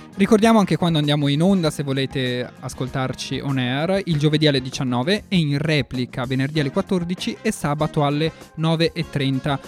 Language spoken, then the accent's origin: Italian; Florence, Tuscany, Italy; io sono di Firenze